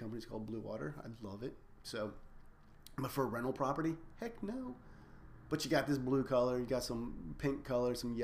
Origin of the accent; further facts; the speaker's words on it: United States; We're scared as an American society of debt